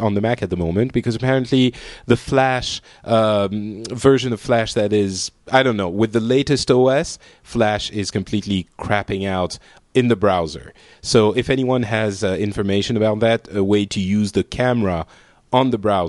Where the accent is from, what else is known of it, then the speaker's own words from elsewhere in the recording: France; I am from France